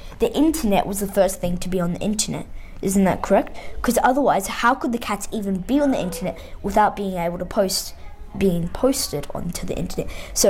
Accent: Australia; I'm 10 from Australia, not Austria

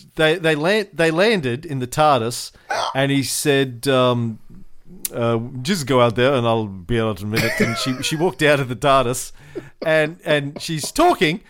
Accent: Australia; an Australian voting

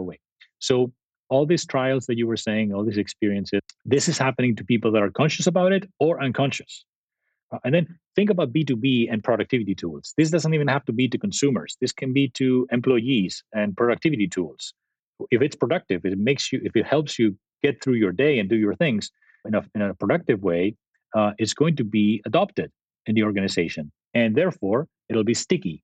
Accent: Spain; moved away as an adult; also born or lived in Italy / San Jose, United States; now in Silicon Valley, United States; I grew up in Spain and actually before Spain, Italy

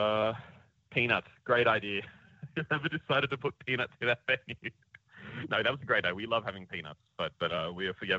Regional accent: Canberra, Australian Capital Territory, Australia; moved away as an adult; now in Brisbane, Australia; we grew up down in Canberra, going to the Wigan Pen

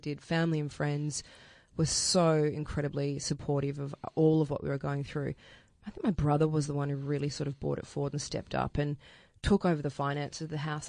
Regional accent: Melbourne, Victoria, Australia; I grew up out in Wantowner South.

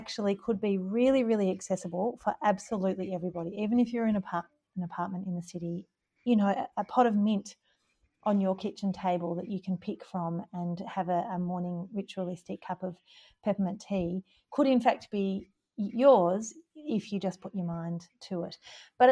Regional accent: Gippsland, Victoria, Australia; moved away as an adult; now in Stanley, Australia; I'm from Gippsland

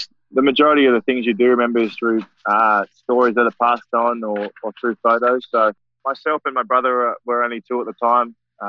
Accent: Fiji; now in Australia

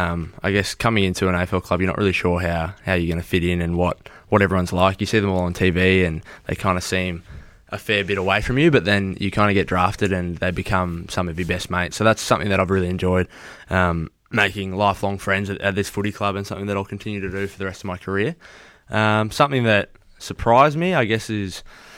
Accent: Toronto, Ontario, Canada; The story behind the beanie is, so like, I'm obviously from Toronto, so I've grown up supporting the Raptors.

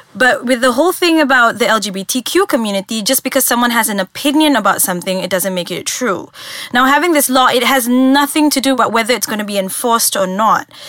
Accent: Malaysia; as a Malaysian, this is happening so close to home

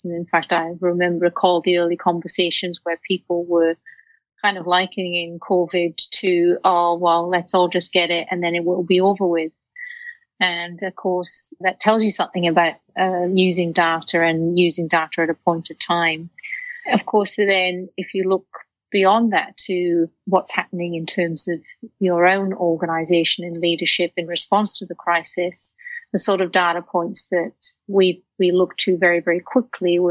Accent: Wales, United Kingdom; now in Australia; I grew up in Wales in a working class family

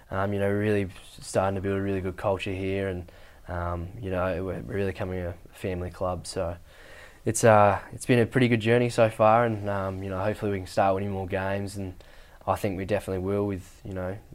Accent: Derby, Western Australia, Australia; up north in the Kimberley where I was born in Derby

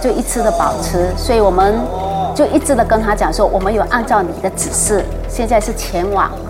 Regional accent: Malaysia; 那他的口音听起来不像是本地我们马来西亚人，

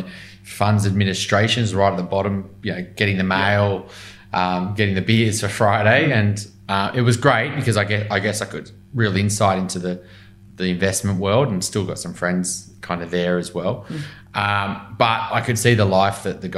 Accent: Newcastle, New South Wales, Australia; now in Sydney, Australia; I grew up in Newcastle mainly

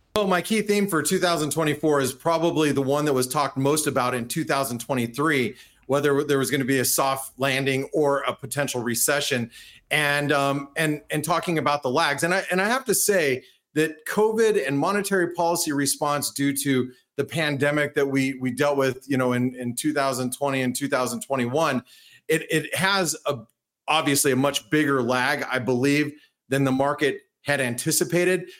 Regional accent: United States; speaking as an American, being here in the United States

